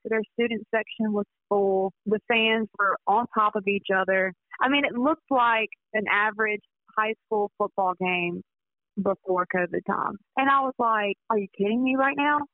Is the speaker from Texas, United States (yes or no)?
no; Pine Belt, Mississippi, United States; I'm very proud to be from here, and especially the Pine Belt. You know, when I was a freshman in high school, we had a giant EF4 tornado